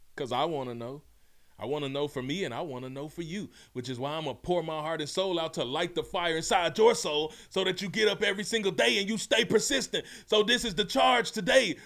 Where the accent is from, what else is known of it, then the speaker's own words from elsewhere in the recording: Mississippi, United States; also born or lived in Memphis, Tennessee; I'm from Mississippi. I'm actually born in Memphis. Ugh, hardly home, but always repping. Raised in Mississippi